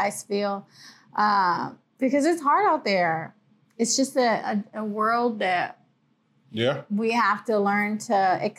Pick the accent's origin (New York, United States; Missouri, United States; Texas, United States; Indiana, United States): Texas, United States; because we're from Texas.